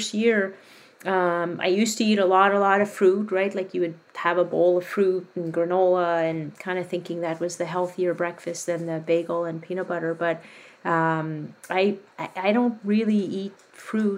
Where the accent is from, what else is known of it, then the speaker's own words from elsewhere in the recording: Quebec, Canada; I grew up in Quebec